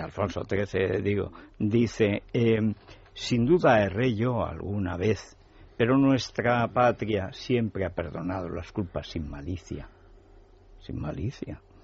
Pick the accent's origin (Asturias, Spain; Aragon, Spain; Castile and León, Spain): Aragon, Spain; Teruel; en Teruel somos así